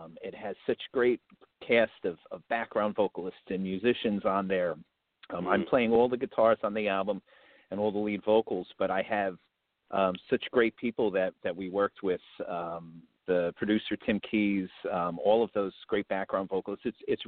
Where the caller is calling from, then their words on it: New Jersey, United States; So I'm calling in from Central Jersey right now, but I'm about only 30 minutes outside of Manhattan.